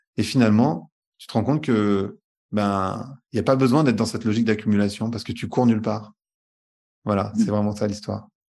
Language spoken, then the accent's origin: French; France; je suis né en France